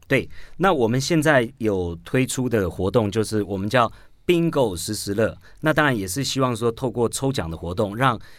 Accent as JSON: {"language": "Chinese", "region": "Taoyuan", "country": "Taiwan", "said": "我是桃园人"}